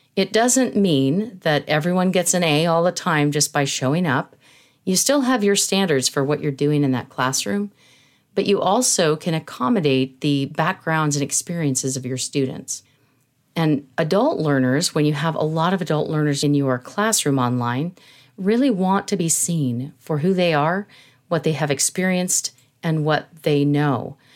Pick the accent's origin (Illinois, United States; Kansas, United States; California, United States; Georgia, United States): California, United States; San Jose; I grew up in California. I was born in San Jose, California